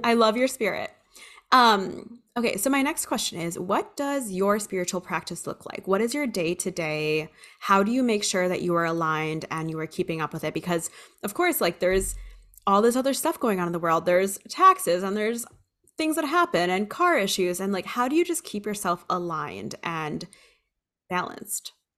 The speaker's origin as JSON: {"language": "English", "region": "Hawaii", "country": "United States", "tie": "born or raised there", "said": "I grew up in Hawaii and I spent my summers in the Philippines"}